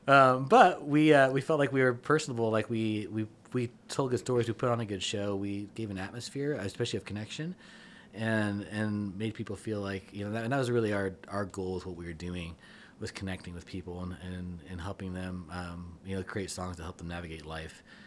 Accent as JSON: {"language": "English", "town": "Kansas City", "country": "United States", "moved": "yes", "said": "I'm initially from Kansas City"}